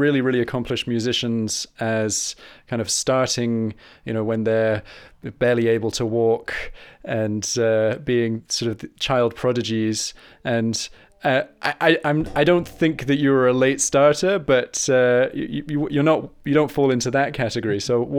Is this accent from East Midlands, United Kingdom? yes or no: no; South East England, United Kingdom; born there; also born or lived in Argentina / France; So I was born in Kent, not too far from where you are, and then moved to Argentina, And then moved back to England, and then went to France for the biggest chunk of my schooling